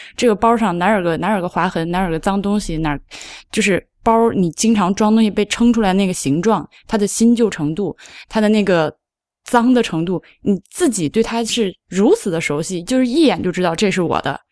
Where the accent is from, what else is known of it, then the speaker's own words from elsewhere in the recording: China; 我，中国人